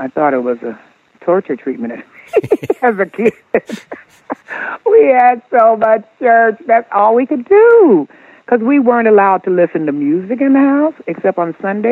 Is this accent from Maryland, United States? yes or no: no; Oakland, California, United States; growing up in Oakland